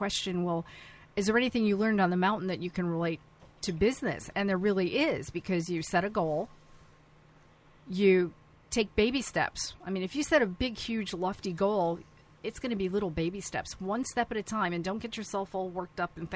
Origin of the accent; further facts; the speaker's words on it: North Syracuse, New York, United States; moved away; I grew up in North Syracuse, New York.